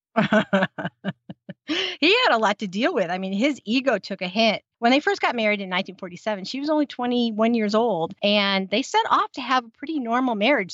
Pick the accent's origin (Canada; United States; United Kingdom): United States; accent: American; I'm American